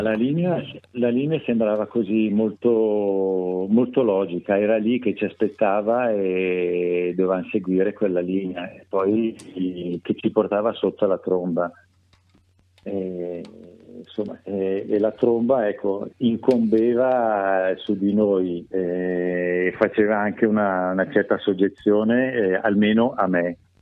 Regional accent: Milan, Lombardy, Italy; moved away as an adult; now in Varese, Italy; sono, sono, milanese, sono nato a Milano, cresciuto a Milano

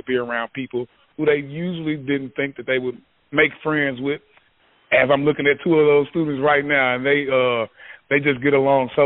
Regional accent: Memphis, Tennessee, United States; now in Yazoo City, United States; I'm from Memphis, Tennessee

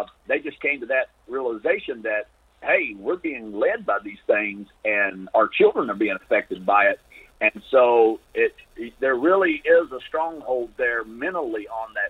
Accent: United States; I'm an American

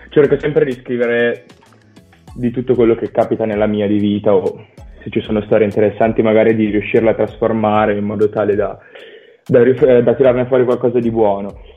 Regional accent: Valenza, Piedmont, Italy; Di Valencia, in provincia di Alessandria.

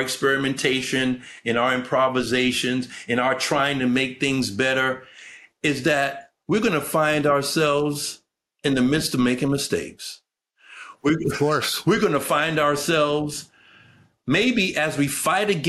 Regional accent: United States; as American citizens

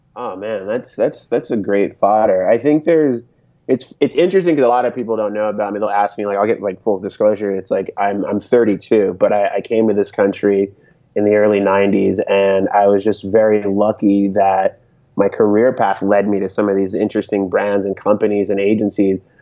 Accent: Connecticut, United States; also born or lived in San Francisco Bay Area; now in Boston, United States; I grew up in New England, so I spent time growing up in Connecticut

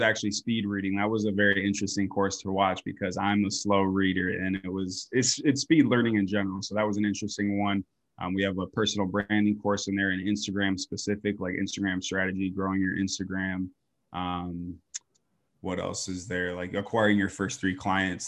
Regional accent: Grand Rapids, Michigan, United States; moved away as an adult; now in Phoenix, United States; I came from Michigan originally, like Grand Rapids area

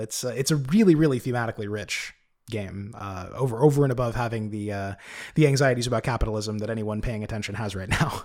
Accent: United States; as an American

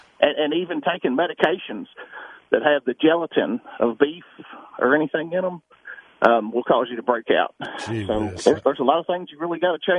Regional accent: Kentucky, United States; Kentucky. I live out by Burnham Forest.

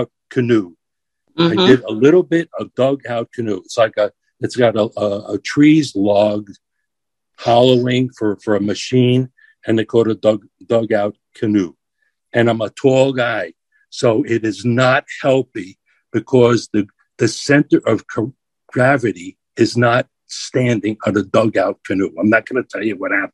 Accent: New York City, New York, United States; I'm a New Yorker

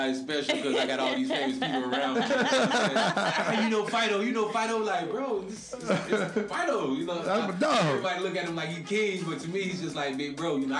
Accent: Broward County, Florida, United States; And I'm from Broward County

